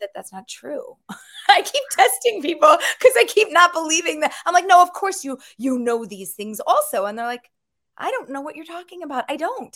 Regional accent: Philadelphia, Pennsylvania, United States; I grew up in Philadelphia

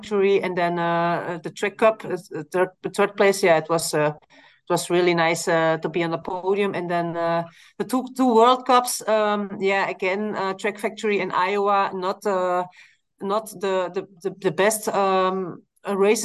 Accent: Belgium; I live in Belgium, so we always start from my hometown in my home

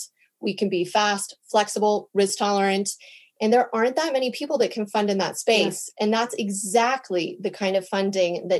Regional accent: United States; now in Stockholm, Sweden; I'm American

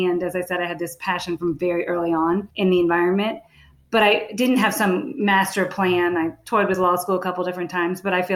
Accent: Ohio, United States; I grew up in Ohio

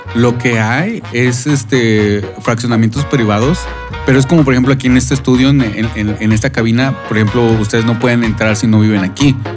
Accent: Monterrey, Nuevo León, Mexico; moved away; cuando me preguntaban a mí, pues, ¿de dónde eres? Yo obviamente voy a decir que Monterrey

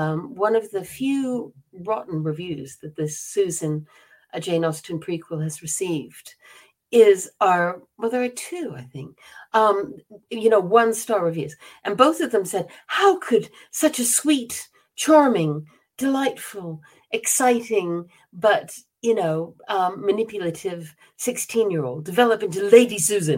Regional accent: South Korea; born there; also born or lived in Bangkok, Thailand / Singapore / Myanmar; I was born in Korea, and then I lived in Bangkok and Singapore and Myanmar because my father was in the State Department. I was American. I'm still American.

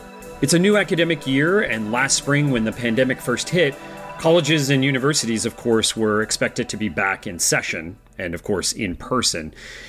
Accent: Pennsylvania, United States; South Central Pennsylvania, my home state.

